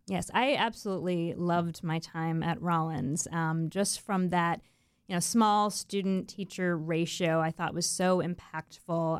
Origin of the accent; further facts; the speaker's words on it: Melbourne Beach, Florida, United States; I grew up in Melbourne Beach on the east coast of Florida